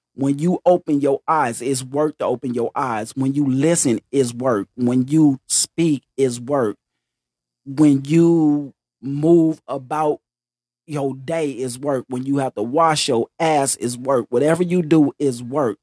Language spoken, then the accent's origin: English; Greenwood, Mississippi, United States; I'm from Greenwood, Mississippi.